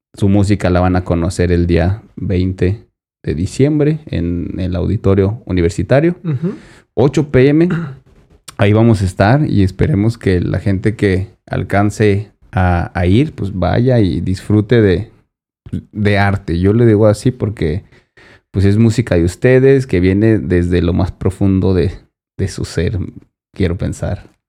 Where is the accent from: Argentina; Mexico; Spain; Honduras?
Mexico; born or raised there